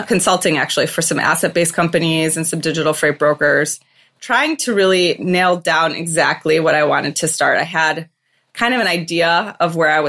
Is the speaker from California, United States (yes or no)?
no; just outside of Detroit, Michigan, United States; moved away as an adult; also born or lived in Chicago / San Francisco area; now in San Francisco, United States; I grew up just outside of Detroit. I'm a Michigan State Spartan.